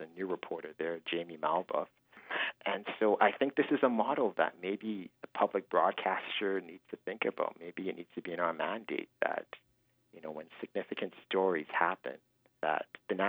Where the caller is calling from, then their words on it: Fort McMurray, Alberta, Canada; moved away; I'm not calling you from Edmonton. I'm not calling you from Toronto. I'm calling you from Fort Mac.